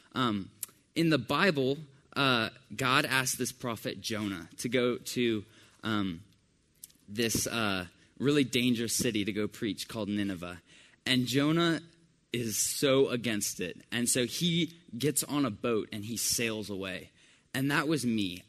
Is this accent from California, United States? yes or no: no; Decatur, Georgia, United States; also born or lived in Johns Creek, Georgia; I grew up in Decatur, Georgia, which is about half an hour away from here